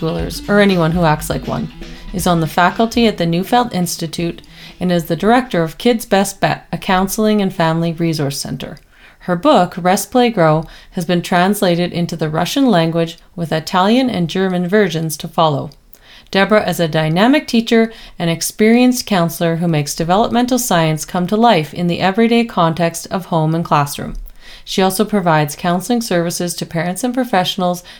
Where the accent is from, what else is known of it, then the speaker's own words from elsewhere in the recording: Edmonton, Alberta, Canada; my hometown of Edmonton, Alberta, Canada